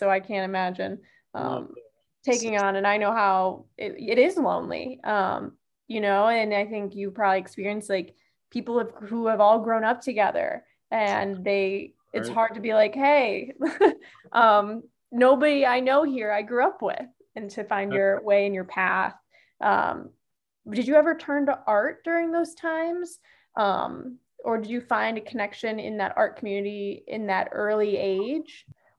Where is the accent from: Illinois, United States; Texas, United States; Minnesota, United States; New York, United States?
Illinois, United States; Barrington; I'm from Barrington. The northwest suburbs. Barrington is where I went to high school.